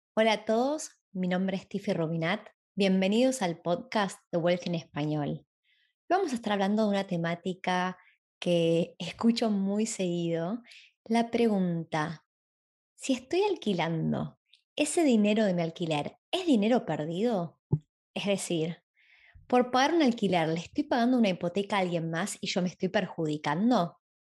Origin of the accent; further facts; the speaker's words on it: Argentina; moved away as an adult; now in Sydney, Australia; cuando me fui de Argentina